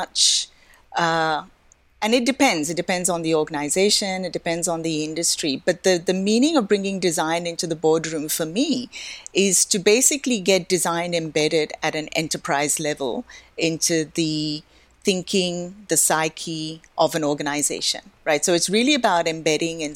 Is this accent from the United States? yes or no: no; Australia; moved away as an adult; also born or lived in India; now in Hong Kong; I was born in India, but lived most of my life in Australia